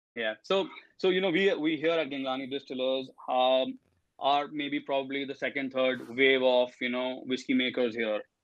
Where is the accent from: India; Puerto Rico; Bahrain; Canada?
India; Delhi; also born or lived in Manchester; I'm from Delhi, India, and uh, I did my undergrad in economics from here.